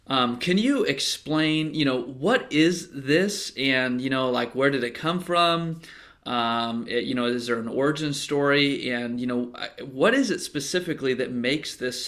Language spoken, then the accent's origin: English; United States; as an American